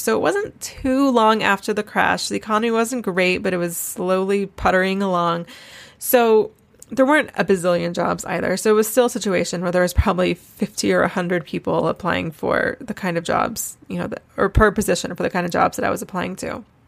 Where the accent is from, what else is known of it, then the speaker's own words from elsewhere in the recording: North Carolina, United States; moved away as an adult; now in Charleston, United States; I'm from Wilmington, North Carolina, Wilmington's actually good six or seven hours from Asheville